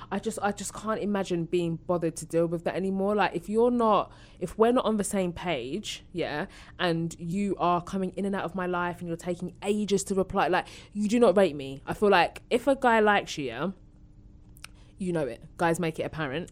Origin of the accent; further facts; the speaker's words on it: Essex, East of England, United Kingdom; I'm from Essex.